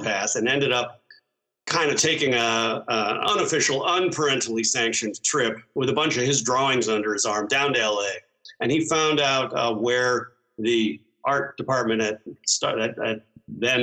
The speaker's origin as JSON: {"language": "English", "town": "San Francisco", "region": "California", "country": "United States", "tie": "born or raised there", "said": "I grew up in San Francisco."}